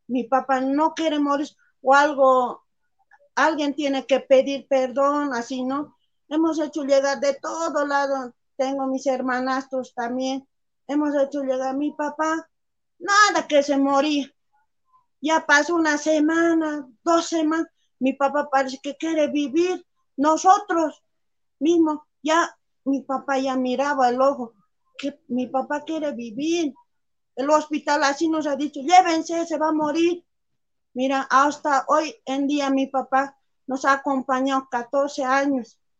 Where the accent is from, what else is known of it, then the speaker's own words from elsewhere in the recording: Bolivia; esta es nuestra tierra